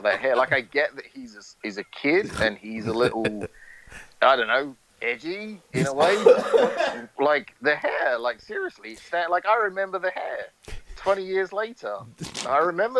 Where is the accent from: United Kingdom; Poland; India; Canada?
United Kingdom; growing up in the UK, growing up in Britain, our school system is so vastly different to the American school system.